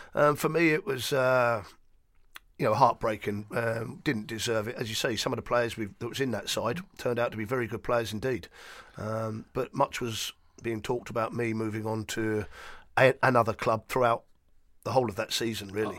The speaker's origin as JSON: {"language": "English", "town": "Luton", "region": "East of England", "country": "United Kingdom", "tie": "born or raised there", "said": "growing up in Luton"}